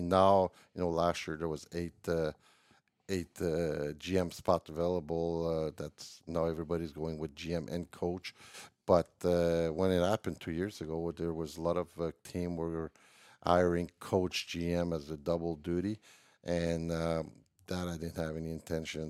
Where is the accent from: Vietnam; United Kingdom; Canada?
Canada; Montreal, Quebec; in Montreal, my hometown